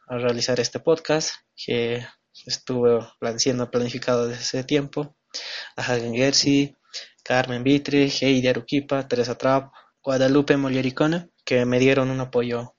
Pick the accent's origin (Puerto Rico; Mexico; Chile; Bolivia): Bolivia; El Alto, La Paz; Nací en el Alto, sigo estudiando la carrera de Derecho, también crecí en el Alto